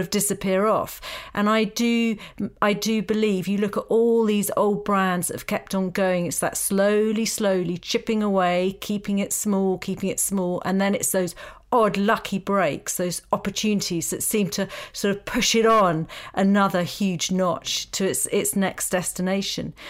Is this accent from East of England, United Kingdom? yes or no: yes; Essex, East of England, United Kingdom; I come from Essex